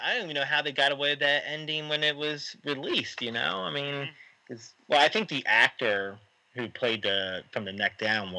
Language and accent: English; Egg Harbor Township, New Jersey, United States; I grew up in Egg Harbor Township